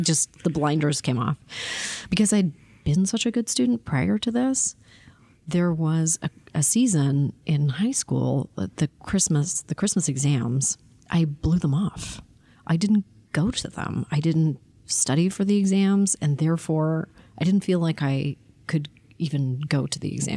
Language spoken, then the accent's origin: English; Toronto, Ontario, Canada; I was born in Toronto